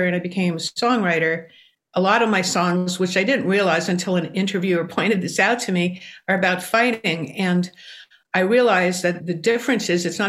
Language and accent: English; New York City, New York, United States; I grew up in New York City.